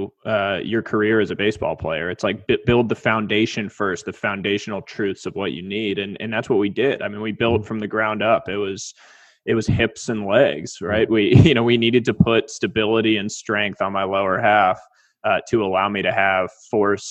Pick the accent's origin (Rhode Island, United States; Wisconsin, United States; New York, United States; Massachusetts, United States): Massachusetts, United States; Weston; I was a kid from Weston, Massachusetts, tiny town, D3 school